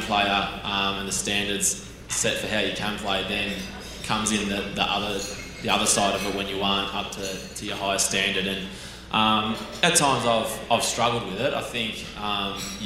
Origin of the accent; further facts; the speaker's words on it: Melbourne, Victoria, Australia; moved away as an adult; now in Sydney, Australia; I grew up down in Lane Warren, down in Melbourne.